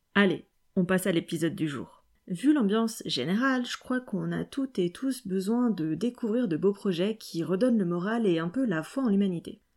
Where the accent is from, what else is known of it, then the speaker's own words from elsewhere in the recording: Lyon, Auvergne-Rhône-Alpes, France; moved away; Lyon, déjà, euh, c'est ma ville natale